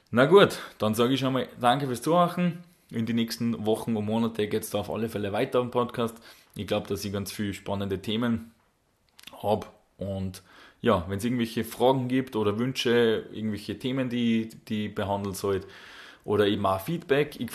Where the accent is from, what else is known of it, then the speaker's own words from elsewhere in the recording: Salzburg, Austria; accent: Salzburg dialect; die verstehen ja unseren, unseren österreichischen Salzburger Dialekt jetzt nicht unbedingt so gut.